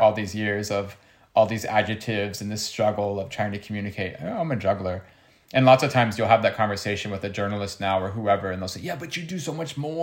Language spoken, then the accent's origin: English; United States; I grew up in America